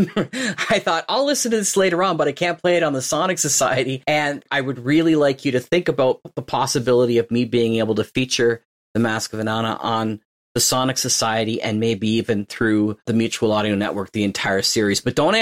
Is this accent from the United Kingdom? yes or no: no; Fergus, Ontario, Canada; Even though he settled in my hometown of Fergus.